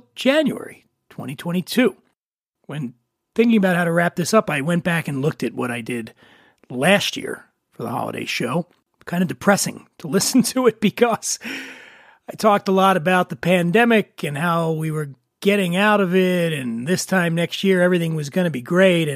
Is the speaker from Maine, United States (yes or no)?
no; Philadelphia, Pennsylvania, United States; growing up in Philly